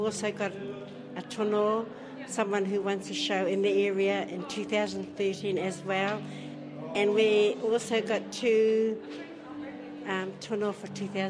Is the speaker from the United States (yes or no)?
no; Gisborne, New Zealand; I'm born and bred in Gisborne.